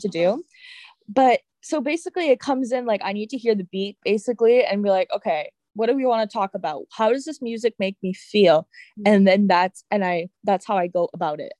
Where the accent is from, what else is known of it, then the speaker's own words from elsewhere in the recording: Canada; also born or lived in California, United States; I turned about two years old, we decided to move back to Canada to see my grandmother and have our family who was around us, and also for me to learn French